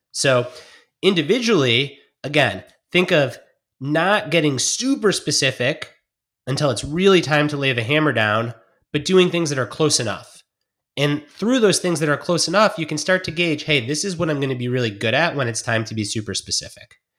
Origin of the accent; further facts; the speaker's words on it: Detroit, Michigan, United States; I grew up in Detroit watching football